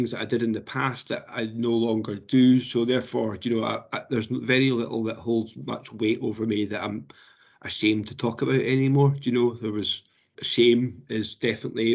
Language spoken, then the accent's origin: English; Edinburgh, Scotland, United Kingdom; I was brought up in Edinburgh